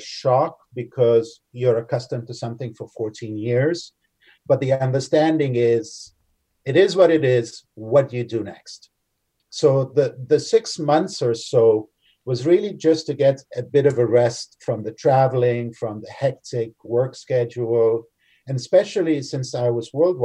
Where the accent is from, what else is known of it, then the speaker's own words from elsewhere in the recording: Canada; being Canadian